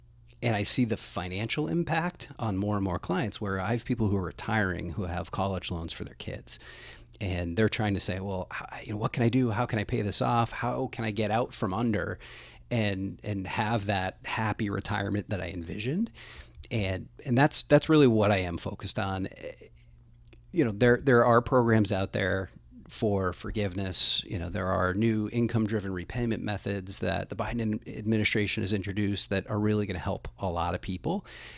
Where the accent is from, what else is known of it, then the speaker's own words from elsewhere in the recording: New Hampshire, United States; I actually grew up all over the state of New Hampshire. So I moved a bunch of times as a kid